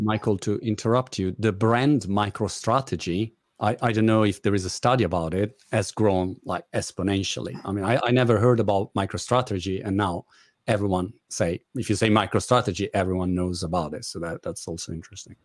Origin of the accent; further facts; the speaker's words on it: Italy; English is a second language; now in United Kingdom; as you guess by my British accent, I'm Italian.